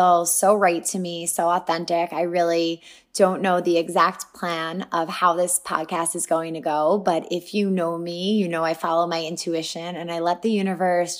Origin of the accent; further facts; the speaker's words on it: Franklin Square, New York, United States; I grew up on Long Island in a small town, Franklin Square, very close to family